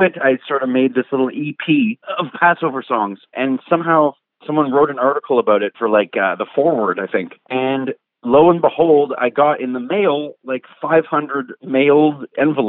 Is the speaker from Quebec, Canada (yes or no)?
yes; Quebec, Canada; I'm Canadian, I'm Jewish, I'm white, I'm like in Quebec